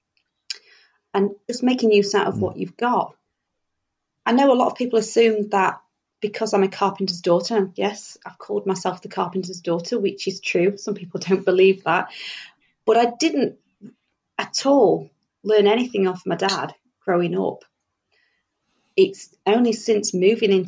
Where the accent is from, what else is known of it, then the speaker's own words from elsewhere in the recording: Doncaster, Yorkshire and the Humber, United Kingdom; moved away as an adult; now in Coventry, United Kingdom; I'm originally from Doncaster. We moved here for a job